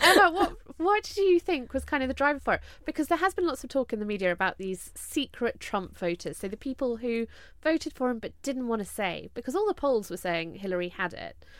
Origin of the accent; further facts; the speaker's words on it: United Kingdom; three British women